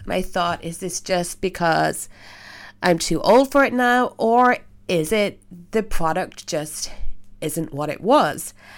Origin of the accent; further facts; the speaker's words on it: Belfast, Northern Ireland, United Kingdom; I am from Belfast, Northern Ireland